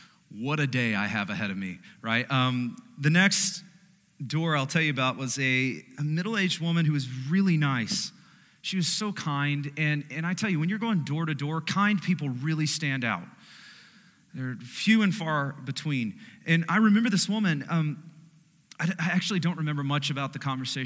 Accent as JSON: {"language": "English", "country": "United States"}